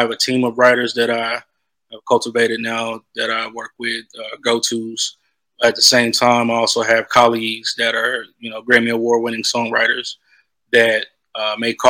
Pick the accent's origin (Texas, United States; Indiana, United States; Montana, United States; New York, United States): Texas, United States; moved away as an adult; also born or lived in Los Angeles; I growing up in Texas, being a country boy